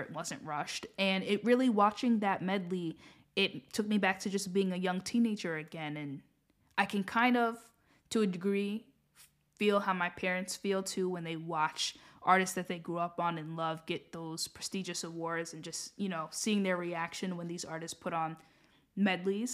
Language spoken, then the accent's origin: English; United States; I'm saying this as an American myself